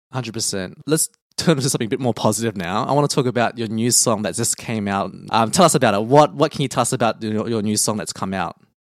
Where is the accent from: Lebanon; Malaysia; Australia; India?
Australia; growing up in Australia, I've never felt like a person of color